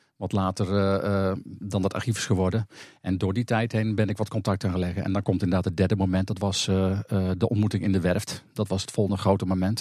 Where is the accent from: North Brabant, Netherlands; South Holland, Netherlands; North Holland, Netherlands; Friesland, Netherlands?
North Brabant, Netherlands; also born or lived in Kop van Overijssel, Overijssel; Ik ben geboren in de Kop van Overijssel. En al op jonge leeftijd naar Brabant afgereisd